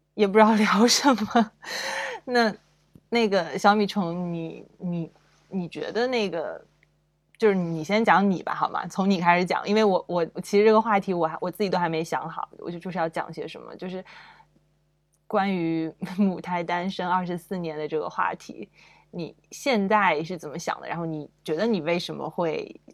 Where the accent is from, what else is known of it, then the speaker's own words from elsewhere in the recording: China; 我们中国人谈恋爱都要讲姻缘